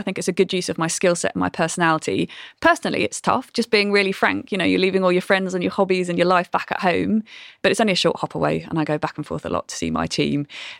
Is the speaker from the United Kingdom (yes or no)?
yes; Brighton, South East England, United Kingdom; I know my accent doesn't sound like it probably did when I grew up in Brighton. I've been to too many posh universities.